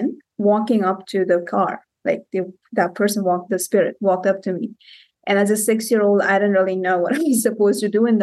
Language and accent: English; Cape Town, Western Cape, South Africa; also born or lived in India; I was born in India and I spent about 6-7 years in India. Then we moved to Cape Town, South Africa